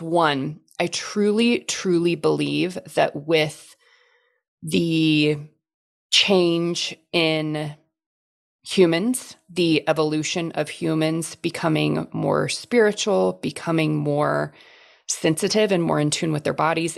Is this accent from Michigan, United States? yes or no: no; Texas, United States; I grew up in Texas, still live in Texas